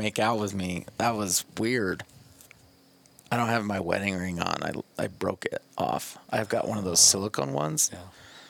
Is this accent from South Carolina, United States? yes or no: no; Farmington, New Mexico, United States; I grew up in Farmington, New Mexico.